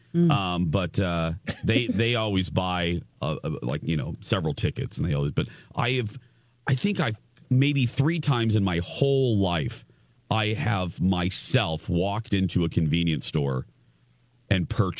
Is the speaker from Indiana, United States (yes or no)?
yes; Indiana, United States; accent: Indiana; It's the remnants of my Indiana accent coming out, I guess, especially on the TV show.